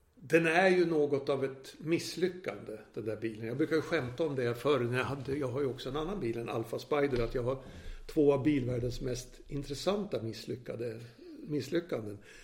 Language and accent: Swedish; Gävle, Gävleborg County, Sweden; now in Stockholm, Sweden; min födelsestad Gävle